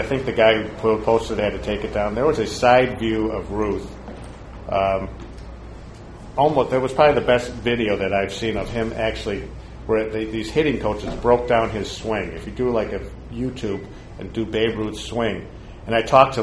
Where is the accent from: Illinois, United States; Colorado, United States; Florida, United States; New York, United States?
Illinois, United States; Chicago; I'm from Chicago